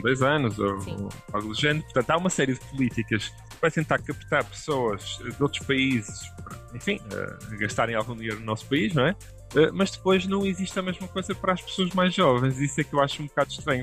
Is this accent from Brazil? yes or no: no; Porto, Norte, Portugal; now in Brussels, Belgium; eu sou do Porto